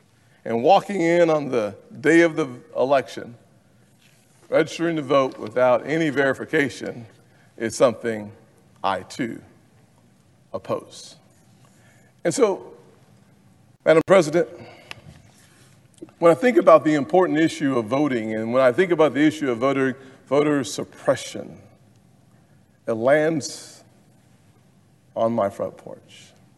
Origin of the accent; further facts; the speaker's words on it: Charleston, South Carolina, United States; The Civil War of this nation started in my hometown.